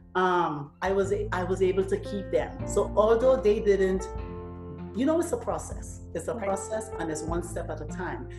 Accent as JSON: {"language": "English", "country": "Trinidad & Tobago", "moved": "yes", "said": "I'm from Trinidad"}